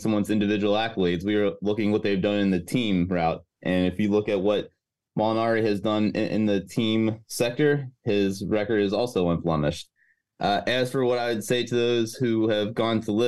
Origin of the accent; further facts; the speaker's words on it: United States; as a American, and though I'm an unbiased American